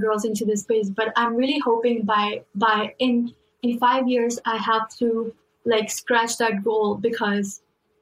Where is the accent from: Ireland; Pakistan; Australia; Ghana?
Pakistan; now in United States; I come from Pakistan